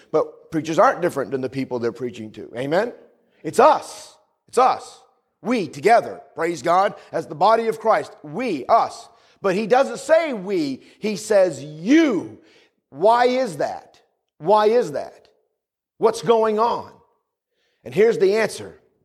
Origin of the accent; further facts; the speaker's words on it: New England, United States; also born or lived in the South (US); Where I grew up in New England, it's you guys, you guys